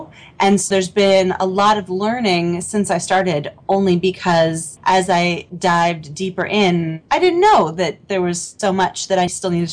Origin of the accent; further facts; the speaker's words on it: Portland, Oregon, United States; I grew up in Portland, Oregon